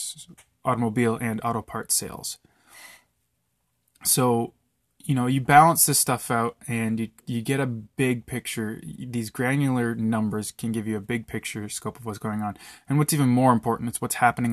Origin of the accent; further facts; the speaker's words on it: Canada; my hometown up north of 2,000 people.